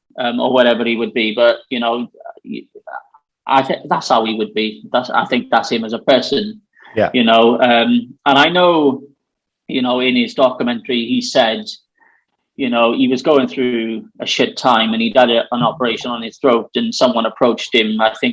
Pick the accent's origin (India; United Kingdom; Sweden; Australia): United Kingdom; Aberdeen, Scotland; I'm from Aberdeen.